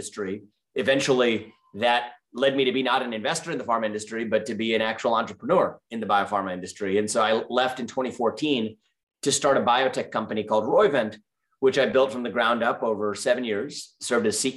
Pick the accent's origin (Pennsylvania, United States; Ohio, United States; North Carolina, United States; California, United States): Ohio, United States; Cincinnati; moved away; also born or lived in New York; I was born and raised in Cincinnati, Ohio, as the kid of immigrants